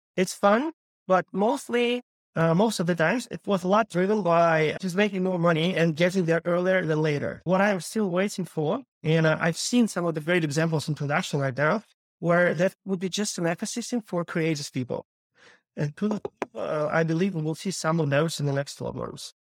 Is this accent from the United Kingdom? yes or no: no; Kyiv, Ukraine; moved away as an adult; also born or lived in Los Angeles, United States / Santa Monica, United States; I was born and raised in Ukraine, Kyiv